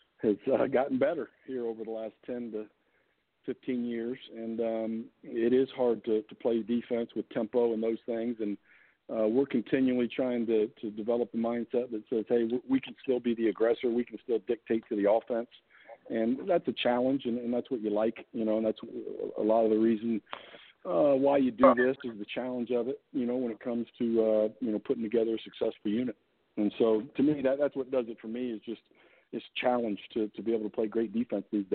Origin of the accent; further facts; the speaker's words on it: Indianapolis, Indiana, United States; I was born and raised in Indy